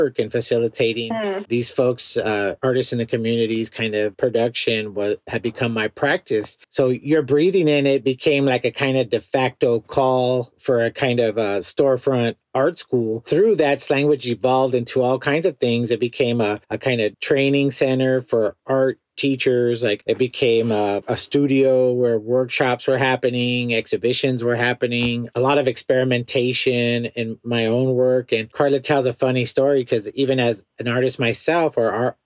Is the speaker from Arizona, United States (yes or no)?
no; Los Angeles, California, United States; I grew up in the Port area of Los Angeles in a neighborhood called Wilmington